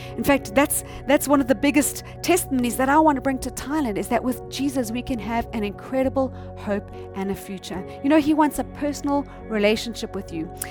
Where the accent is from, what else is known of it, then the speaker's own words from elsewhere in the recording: South Africa; I'm from South Africa